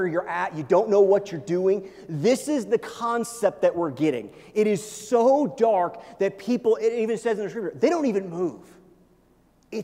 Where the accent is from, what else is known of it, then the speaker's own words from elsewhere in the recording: Missouri, United States; now in Colorado, United States; where I grew up in Missouri